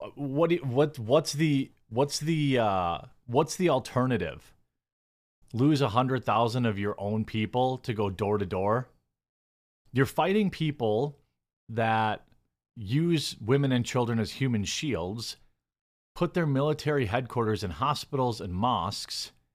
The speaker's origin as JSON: {"language": "English", "country": "United States", "said": "as an American who is not Palestinian or Israeli"}